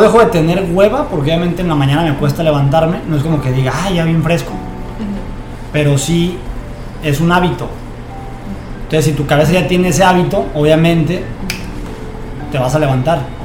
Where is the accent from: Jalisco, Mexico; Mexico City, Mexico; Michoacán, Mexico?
Michoacán, Mexico; Zamora; now in Tijuana, Mexico; Nací en Zamora, Michoacán y soy futbolista profesional